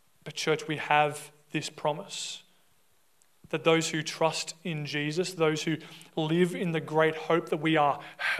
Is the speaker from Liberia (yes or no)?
no; Australia; we as an Australian society